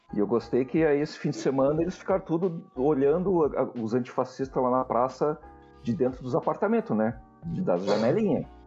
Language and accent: Portuguese; Porto Alegre, Rio Grande do Sul, Brazil; now in Serra Gaúcha, Brazil; minha cidade natal